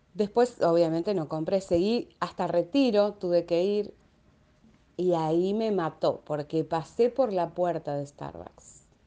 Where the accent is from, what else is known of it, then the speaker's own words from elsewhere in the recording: Quilmes, Buenos Aires Province, Argentina; acá en Quilmes, de donde soy